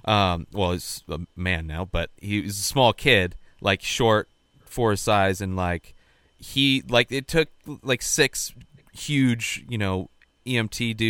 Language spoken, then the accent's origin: English; Bermuda Dunes, California, United States; now in California, United States; Yeah, I grew up in Bermuda Dunes, which is like right near Indio and Palm Desert, like where Coachella Fest is.